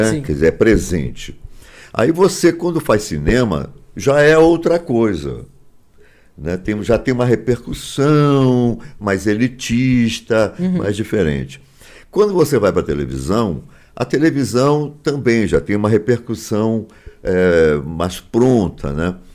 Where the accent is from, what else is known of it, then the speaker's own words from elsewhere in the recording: Rio de Janeiro, Brazil; now in São Paulo, Brazil; Eu sou carioca, mas eu não uhum. queria voltar. Eu já morava em São Paulo, minha vida já estava em São Paulo, então eu não queria voltar para o Rio.